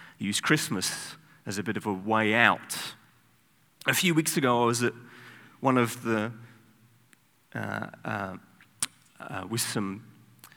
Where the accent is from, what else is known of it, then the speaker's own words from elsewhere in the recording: United Kingdom; I'm British